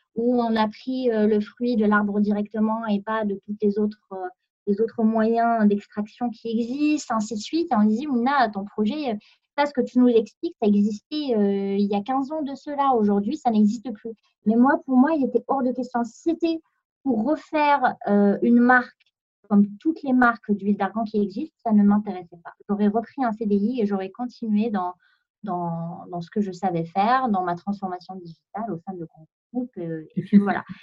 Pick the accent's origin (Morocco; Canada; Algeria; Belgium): Morocco; Meknes, Fès-Meknès; moved away as an adult; now in France; j'ai grandi, j'ai vécu au Maroc pendant 20 ans